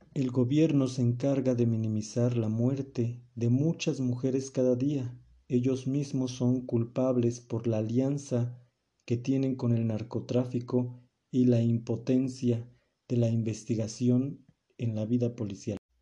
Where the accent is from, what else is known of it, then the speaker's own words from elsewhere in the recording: Mexico; como mexicano